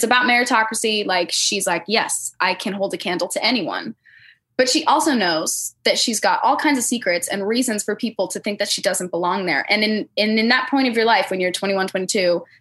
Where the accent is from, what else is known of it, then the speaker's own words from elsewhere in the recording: United States; as an American